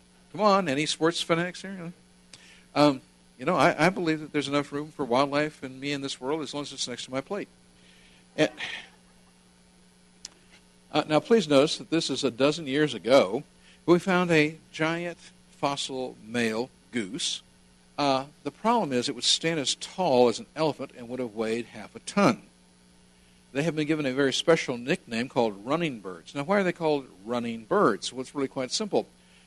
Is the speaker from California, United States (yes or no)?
yes; California, United States; I grew up speaking Spanish in California